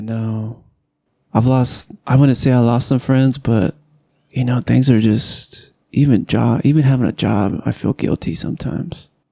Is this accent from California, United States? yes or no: yes; Southern California, United States; now in Utah, United States; I come from Southern California where there's no snow hardly ever